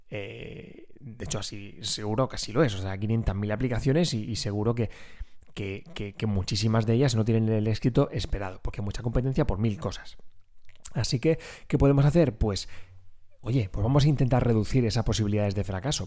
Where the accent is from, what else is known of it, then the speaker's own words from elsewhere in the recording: Region of Murcia, Spain; accent: Murcian; tengo que luchar contra mi acento murciano